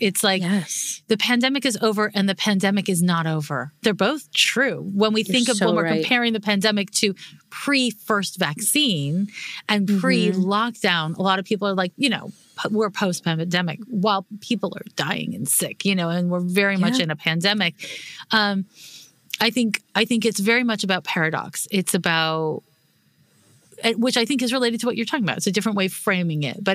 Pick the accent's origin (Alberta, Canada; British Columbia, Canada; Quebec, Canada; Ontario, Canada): Quebec, Canada; Montreal; I'm from Montreal, which is when I grew up in the 1980s